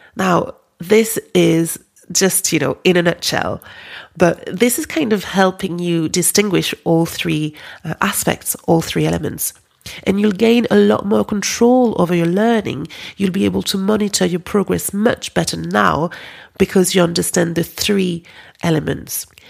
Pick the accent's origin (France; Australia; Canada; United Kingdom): France; accent: French; English is a second language; moved away; My French accent